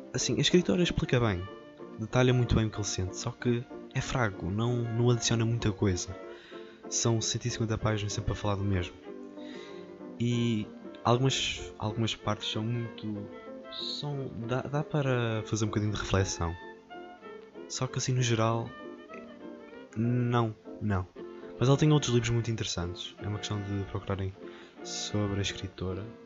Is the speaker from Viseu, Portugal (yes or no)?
yes; village between Moimenta and Tabuaço, Viseu, Portugal; A minha aldeia fica, faz, faz a ponte entre duas vilas, que é Moimenta e Tabasso, e a minha aldeia fica lá no meio